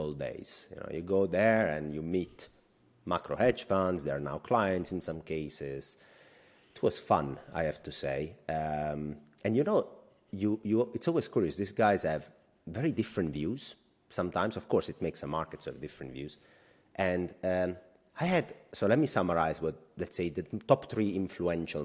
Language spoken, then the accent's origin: English; about 50 km from Ischia, near Naples, Campania, Italy; Ischia, like maybe, what, 50 kilometers from my hometown